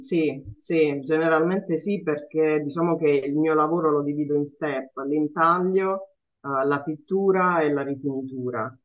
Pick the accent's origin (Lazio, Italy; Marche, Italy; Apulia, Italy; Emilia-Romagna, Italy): Apulia, Italy; sono pugliese